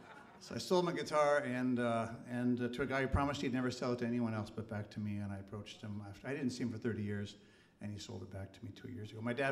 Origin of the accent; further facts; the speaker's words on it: Duluth, Minnesota, United States; All three of these songs take place in our hometown of Duluth, Minnesota. And my hometown, anyway.